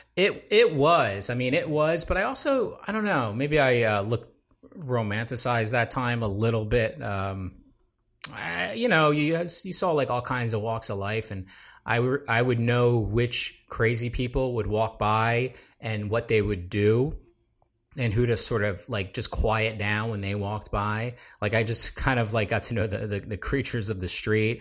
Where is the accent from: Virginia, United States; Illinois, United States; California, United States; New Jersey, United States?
New Jersey, United States; I'm a, uh, South Jersey boy